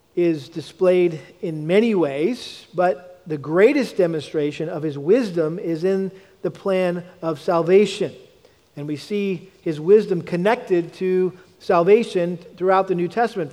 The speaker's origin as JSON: {"language": "English", "region": "New England", "country": "United States", "tie": "born or raised there", "said": "I grew up in the New England area"}